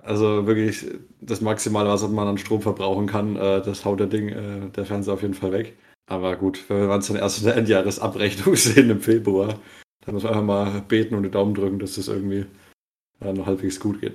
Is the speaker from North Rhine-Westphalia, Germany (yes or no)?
no; Bavaria, Germany; bei uns in Bayern